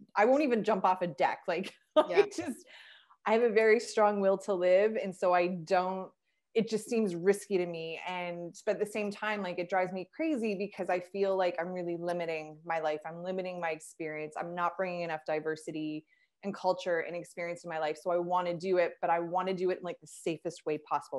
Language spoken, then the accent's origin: English; Canada; I'm a Canadian girl